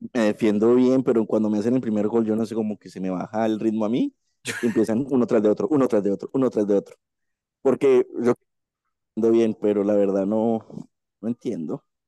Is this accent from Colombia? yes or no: yes; Colombia; aquí en mi país